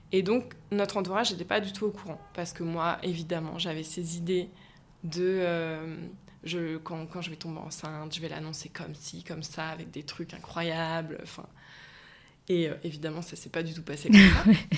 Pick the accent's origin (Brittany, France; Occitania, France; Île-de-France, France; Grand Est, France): Brittany, France; moved away as an adult; now in Nantes, France; je suis bretonne d'origine